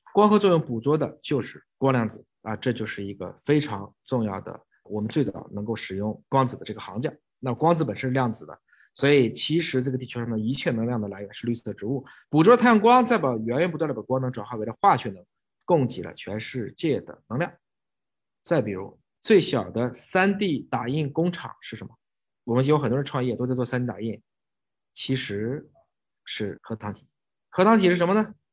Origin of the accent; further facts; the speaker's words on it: China; 我们是中国人